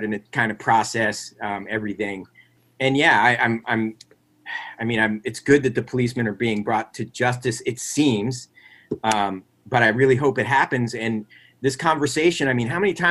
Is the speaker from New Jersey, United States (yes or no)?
yes; Metuchen, New Jersey, United States; also born or lived in Edison, New Jersey; I grew up in, you know, middle class to upper middle class suburb in New Jersey